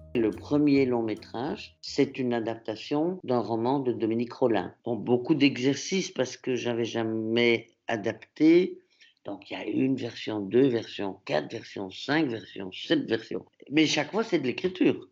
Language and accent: French; Antwerp, Flanders, Belgium; first language French; now in Brussels, Belgium; Je suis francophone, ma langue maternelle, c'est le français, mais j'étais dans une école à Anvers